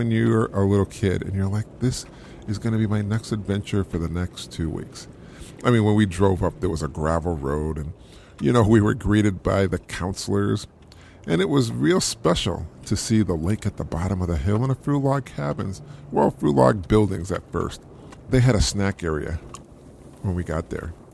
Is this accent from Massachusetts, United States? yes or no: yes; Springfield, Massachusetts, United States; I was from Springfield, Massachusetts. And in Springfield, you really couldn't see a lot of stars just because of the light pollution